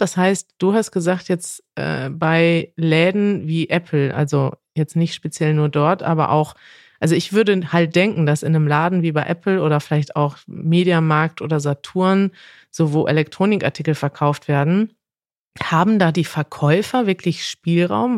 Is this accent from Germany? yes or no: yes; Germany; als Deutscher